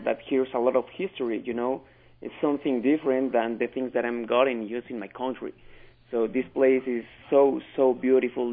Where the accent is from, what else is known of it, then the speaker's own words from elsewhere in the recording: Mexico City, Mexico; English is a second language; now in Utah, United States; I'm from Mexico and from Mexico City.